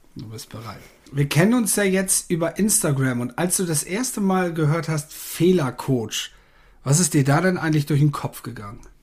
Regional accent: the North, Northern Germany, Germany; bei uns im Norden

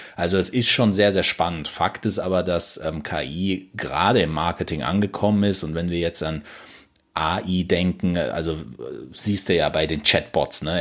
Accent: Mannheim, Baden-Württemberg, Germany; Ich komme natürlich nicht aus Stuttgart, ich komme aus Monnem.

